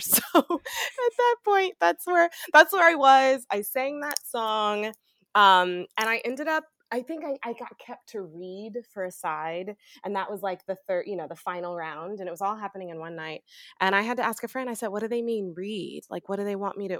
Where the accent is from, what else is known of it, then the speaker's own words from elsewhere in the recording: Macon, Georgia, United States; also born or lived in Fayetteville, Georgia; born and raised in Macon, Georgia